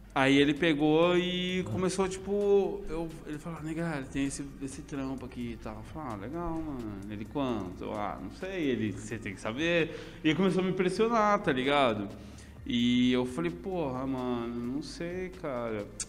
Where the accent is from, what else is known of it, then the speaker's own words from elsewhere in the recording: Assis, São Paulo, Brazil; also born or lived in Paraná; eu sou de Assis, mano, tipo, mais que eu seja paranaense, tá ligado? Tipo, nasci lá, mas fui criado aqui.